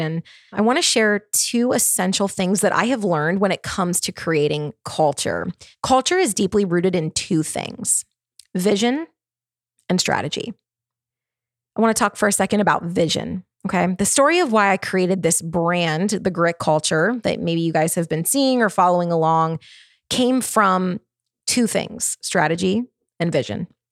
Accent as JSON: {"language": "English", "town": "Baltimore", "region": "Maryland", "country": "United States", "also_born_or_lived": "Charlotte, North Carolina", "moved": "as an adult", "lives_now": "Nashville, United States", "said": "I'm from Baltimore, Maryland. I spent many years living in Baltimore, Maryland."}